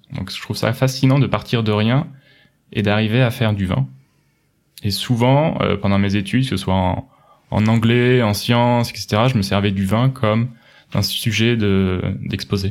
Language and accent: French; Pouillé, Centre-Val de Loire, France; moved away as an adult; now in Munich, Germany; Je viens de Touraine en France, un petit village situé dans le sud du Loir-et-Cher, s'appelle Pouillet, il y a 800 habitants